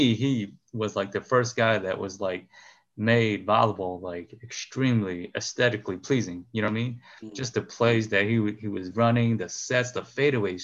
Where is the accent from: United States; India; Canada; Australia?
United States; Chicago, Illinois; moved away; also born or lived in Wisconsin; we grew up in Chicago. But most of my playing years, I was up here.